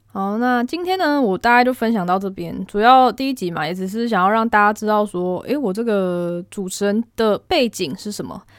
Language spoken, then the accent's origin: Chinese; Taiwan; moved away as an adult; now in Japan; 我们班只有我一个台湾人